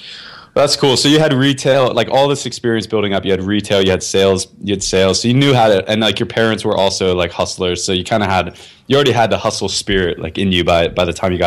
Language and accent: English; Florida, United States; I'm from Florida